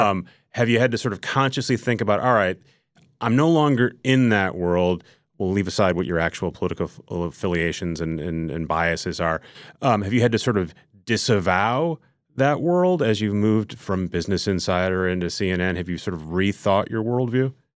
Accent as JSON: {"language": "English", "region": "Minnesota", "country": "United States", "tie": "born or raised there", "moved": "yes", "lives_now": "New York, United States", "said": "I grew up in Minnesota"}